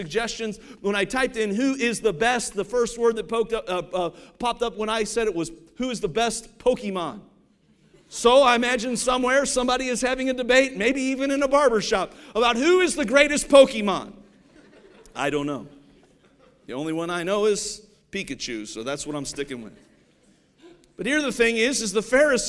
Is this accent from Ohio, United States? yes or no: yes; Ohio, United States; I grew up in Ohio